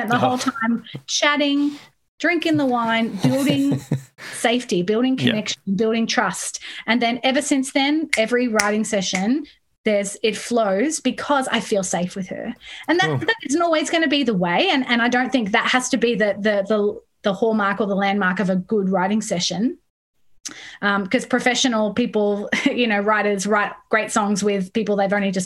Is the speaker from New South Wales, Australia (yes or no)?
yes; Sydney, New South Wales, Australia; moved away as an adult; also born or lived in Midlands, United Kingdom; now in Melbourne, Australia; I was born in Sydney, but I grew up in the UK.